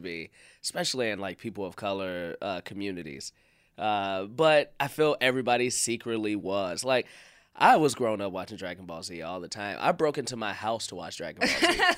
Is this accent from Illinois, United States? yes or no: yes; Chicago, Illinois, United States; I'm from Chicago